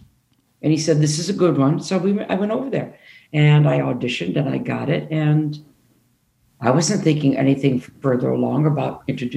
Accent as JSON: {"language": "English", "town": "Detroit", "region": "Michigan", "country": "United States", "moved": "as an adult", "lives_now": "London, United Kingdom", "said": "Well, I'm from Detroit"}